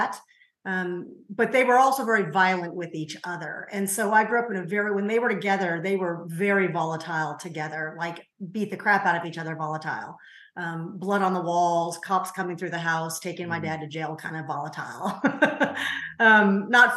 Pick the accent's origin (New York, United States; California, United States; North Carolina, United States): California, United States; Covina; I grew up in a city called Covina. It's about 20 miles, is that correct? Of east